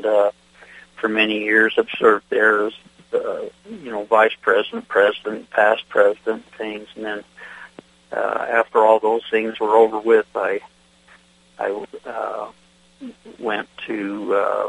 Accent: Idaho, United States; I was born and raised here in Idaho and in the Northwest, Western states.

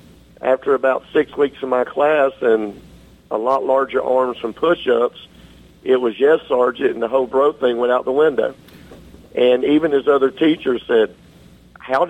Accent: Georgia, United States; Southern through and through, born and raised in Georgia

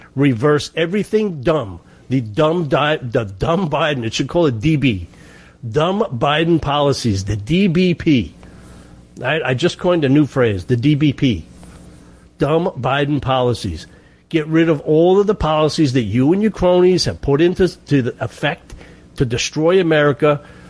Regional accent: New York, United States; Everybody knows I'm from New York

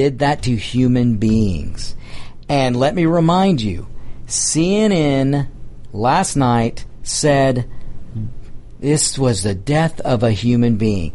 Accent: United States; We are Americans

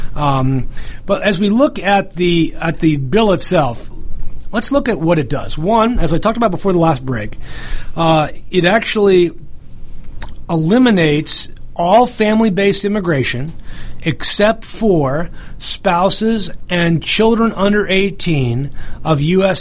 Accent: New York, United States; I'm from New York

